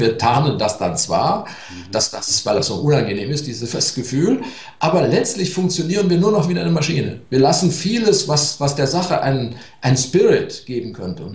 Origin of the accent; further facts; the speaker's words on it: Germany; die Deutschen sind Waldvölker